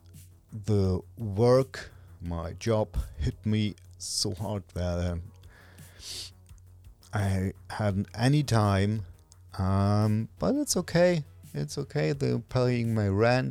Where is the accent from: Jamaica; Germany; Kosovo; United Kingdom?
Germany; first language German; English is a second language; Natively, I'm from Germany, and natively speaking, I'm German